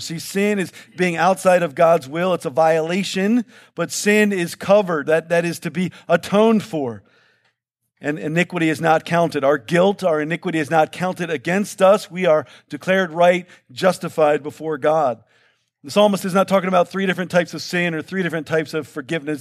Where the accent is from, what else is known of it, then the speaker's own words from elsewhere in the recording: Baltimore, Maryland, United States; I'm from Baltimore where, where heat and humidity are one and the same, right?